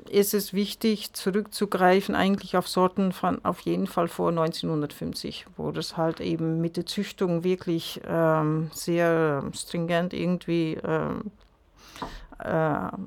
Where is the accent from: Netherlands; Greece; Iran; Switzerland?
Netherlands; now in Germany; seit über 20 Jahren hier in Mecklenburg sind allerdings, äh, also Isabelle ist Französin und ich bin Niederländerin.